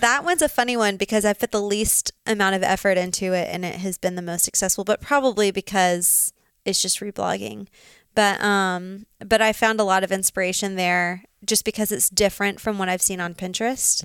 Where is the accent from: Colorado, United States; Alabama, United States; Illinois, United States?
Alabama, United States; Birmingham; moved away as an adult; also born or lived in Auburn, Alabama / Dallas, Texas; now in Montana, United States; Birmingham, Alabama.